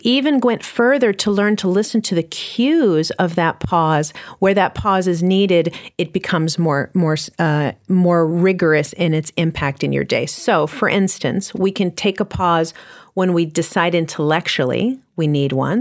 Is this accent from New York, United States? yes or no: yes; New York City, New York, United States; I'm from New York City